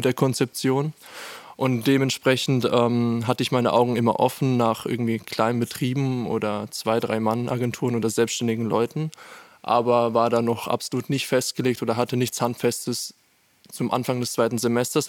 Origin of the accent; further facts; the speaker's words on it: Landau, Rhineland-Palatinate, Germany; moved away as an adult; now in Furtwangen, Germany; ich komme nämlich aus Landau ursprünglich